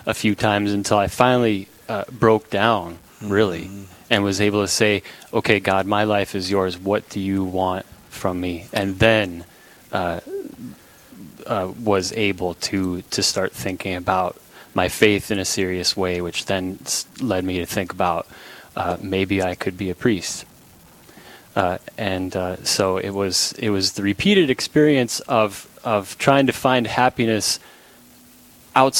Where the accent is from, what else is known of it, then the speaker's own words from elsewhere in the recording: Minot, North Dakota, United States; now in Dickinson, United States; I'm from Minot, and I'm a graduate of Bishop Ryan High School, class of 2000